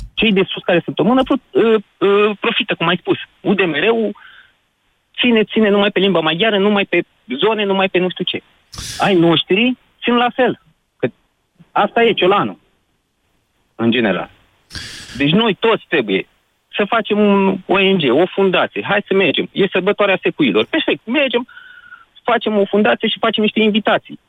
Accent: Curtea de Argeș, Romania; now in Brașov, Romania; sunt din Cuita de Argeș

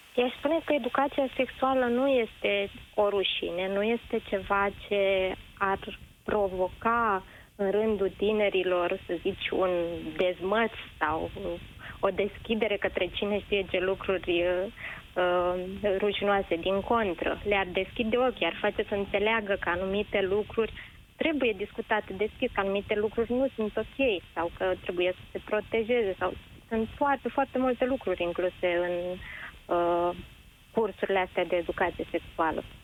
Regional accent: Ploiești, Prahova, Romania; orașul meu natal, din Ploiești

